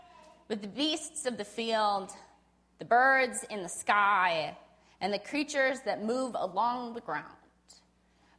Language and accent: English; Spokane, Washington, United States; moved away; I was born and raised here in Spokane